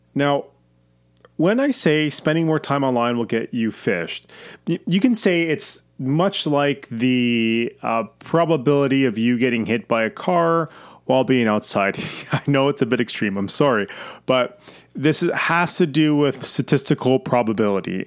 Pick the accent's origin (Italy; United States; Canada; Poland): Canada; I'm Canadian